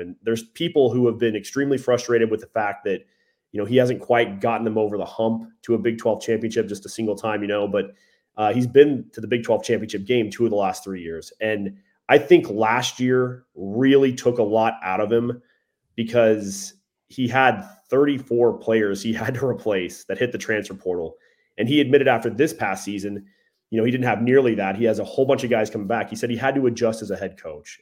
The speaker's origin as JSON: {"language": "English", "town": "Tulsa", "region": "Oklahoma", "country": "United States", "tie": "born or raised there", "said": "I'm an Oklahoma guy. Like, I, I'm raised in this state. I was born in Tulsa."}